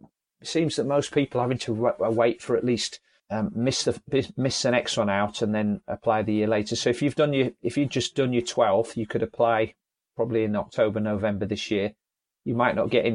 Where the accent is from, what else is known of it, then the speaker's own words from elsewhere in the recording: Leeds, Yorkshire and the Humber, United Kingdom; I'm from Leeds in Yorkshire